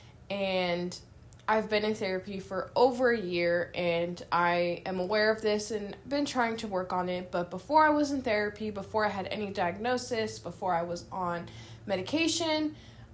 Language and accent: English; San Francisco, California, United States; moved away as an adult; now in Louisville, United States; I was born and raised in San Francisco, California, and I now live in Louisville, Kentucky